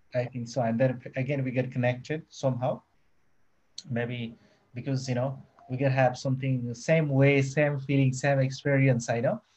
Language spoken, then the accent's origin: English; Nepal; moved away as an adult; now in Surabaya, Indonesia; I born in Nepal. I born in Nepal